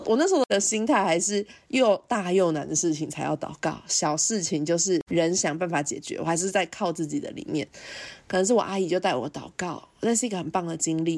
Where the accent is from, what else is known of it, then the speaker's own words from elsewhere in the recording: Changhua County, Taiwan; 那个时候在彰化是第三志愿的学校